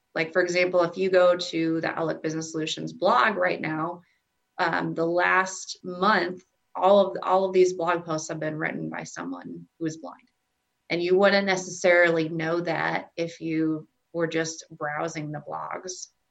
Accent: Southwest Iowa, United States; moved away as an adult; also born or lived in Omaha, Nebraska; now in Nebraska, United States; I was born in Omaha, Nebraska, and then we moved to Southwest Iowa and I went to college in Iowa and then came back to Nebraska for my job

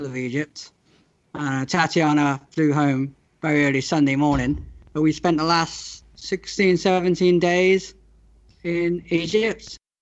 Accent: near Bristol, South West England, United Kingdom; I'm from southwest England, near a city called Bristol

